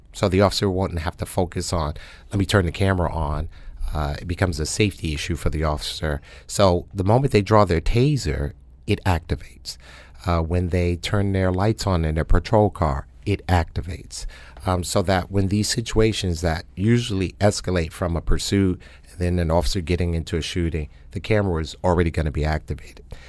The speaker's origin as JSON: {"language": "English", "town": "New York City", "region": "New York", "country": "United States", "tie": "born or raised there", "moved": "yes", "lives_now": "New Haven, United States", "said": "I was born and raised in Harlem, New York, um, 125th Street and Madison Avenue"}